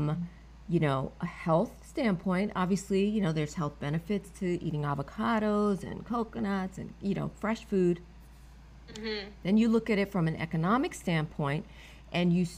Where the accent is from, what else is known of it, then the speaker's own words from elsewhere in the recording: New York City, New York, United States; I'm a New Yorker, native New Yorker